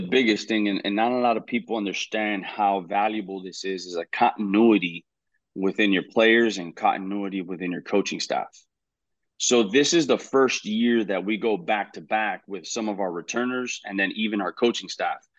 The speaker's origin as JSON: {"language": "English", "town": "Hialeah", "region": "Florida", "country": "United States", "tie": "born or raised there", "said": "we moved to Hialeah, uh, two years after, and that's in my hometown"}